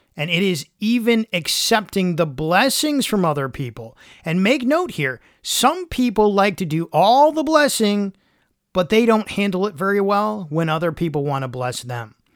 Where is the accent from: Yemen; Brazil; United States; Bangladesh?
United States; Michigan; I grew up in Michigan where there were tons of leaves to rake in the fall